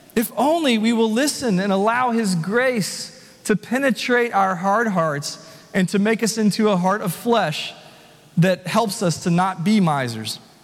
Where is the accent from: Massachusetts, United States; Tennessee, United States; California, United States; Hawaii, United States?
Tennessee, United States; Nashville; also born or lived in Franklin, Tennessee; I was born and raised here in Nashville.